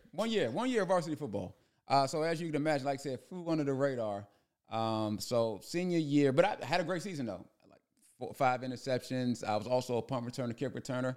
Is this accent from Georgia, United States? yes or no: no; Prince George's County, Maryland, United States; moved away as an adult; also born or lived in Hempstead, New York; growing up in Prince George's County